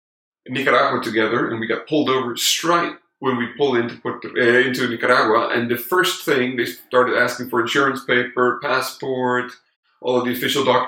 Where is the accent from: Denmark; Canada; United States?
Denmark; moved away as an adult; now in Cali, Colombia; I got kind of fed up with the suburban life in Denmark. I'm from Denmark.